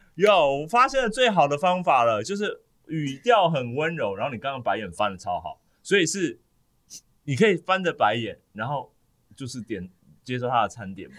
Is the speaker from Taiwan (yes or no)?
yes; Taiwan; 我们台湾人